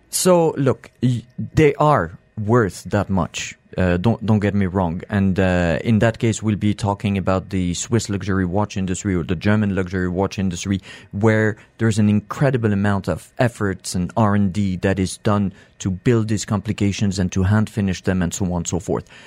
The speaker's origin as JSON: {"language": "English", "country": "Morocco", "accent": "French", "moved": "yes", "lives_now": "United Arab Emirates", "said": "I'm from Morocco"}